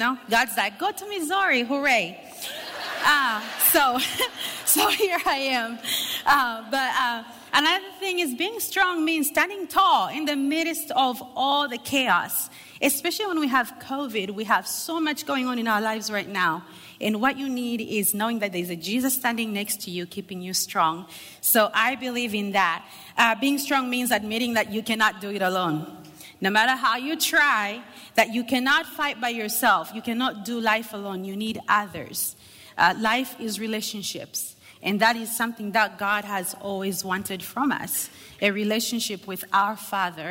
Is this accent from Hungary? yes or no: no; Zambia; English is a second language; I am from Zambia